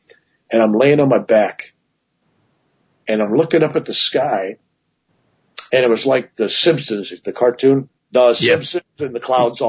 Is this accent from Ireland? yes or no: yes; Ireland; But the truth of the matter is, being Irish, a large cobra snake is a large cobra snake, right?